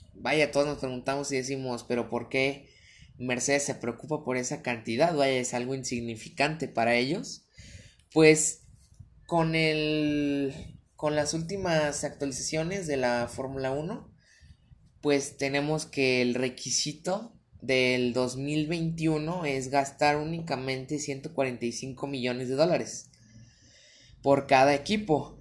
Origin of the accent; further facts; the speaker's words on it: Guadalajara, Jalisco, Mexico; yo soy de Guadalajara, Jalisco